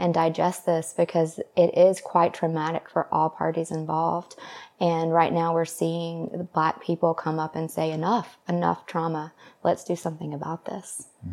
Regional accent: the South, United States; moved away; also born or lived in Los Angeles; I grew up in the South

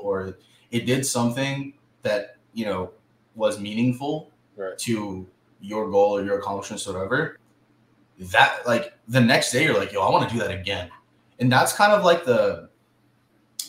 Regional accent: Southern California, United States; I'm from SoCal.

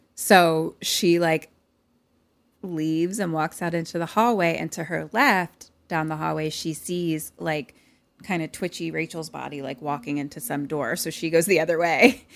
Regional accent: Philadelphia, Pennsylvania, United States; accent: Philly

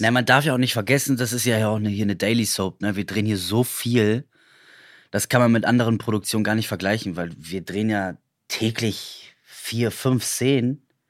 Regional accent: Potsdam, Brandenburg, Germany; ich bin halt Potsdamer

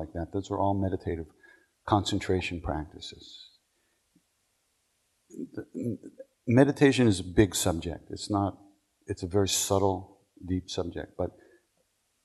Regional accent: New Hyde Park, New York, United States; moved away; I went to Herrick's in New Hyde Park

